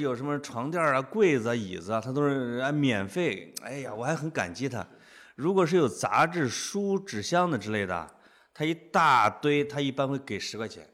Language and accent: Chinese; Henan, China; accent: Henan dialect; moved away as an adult; now in Beijing, China; 听见我们河南话了没